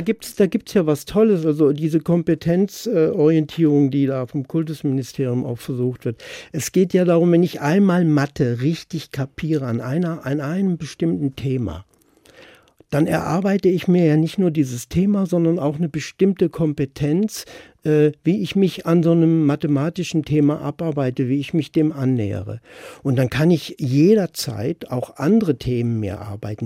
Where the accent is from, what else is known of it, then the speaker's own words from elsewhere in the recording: Baden-Württemberg, Germany; moved away as an adult; also born or lived in Stadtallendorf; Ich bin 13 Jahre in Baden-Württemberg zur Schule gegangen